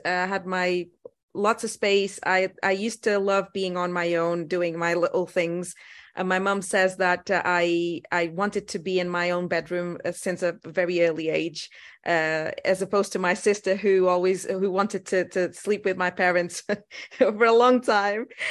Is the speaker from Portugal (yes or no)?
yes; Portugal; moved away as an adult; also born or lived in Lisbon, Portugal; now in United Kingdom; I was born in Portugal in a small village.